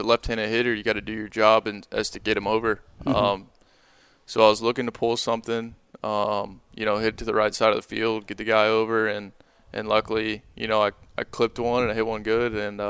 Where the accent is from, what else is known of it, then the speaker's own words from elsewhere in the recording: Tampa, Florida, United States; I'm from Tampa, you know, we're surrounded by water pretty much everywhere